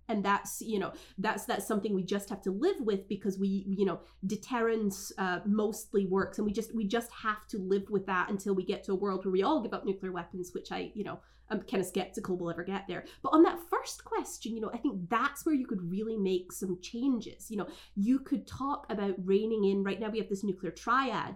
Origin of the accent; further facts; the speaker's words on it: Scotland, United Kingdom; now in United States; I was raised in Scotland, so I actually didn't go through the American school system